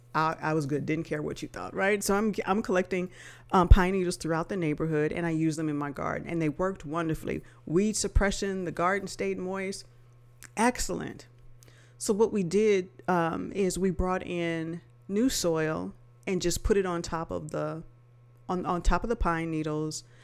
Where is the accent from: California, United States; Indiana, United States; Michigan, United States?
California, United States; Los Angeles; now in Texas, United States; I'm not native to Texas. I'm originally from Los Angeles